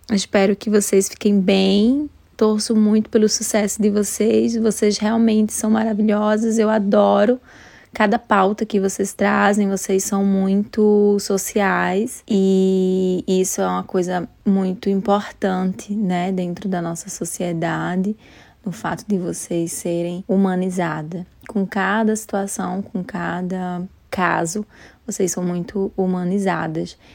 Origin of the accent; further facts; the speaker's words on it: Recife, Pernambuco, Brazil; now in London, United Kingdom; sou de Recife, mas estou morando atualmente em Londres